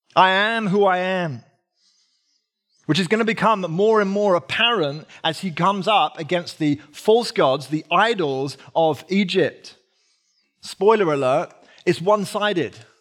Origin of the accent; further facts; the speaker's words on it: United Kingdom; I'm British